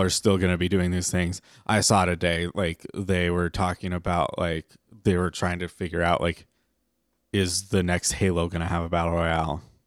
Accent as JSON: {"language": "English", "country": "United States", "said": "we're American"}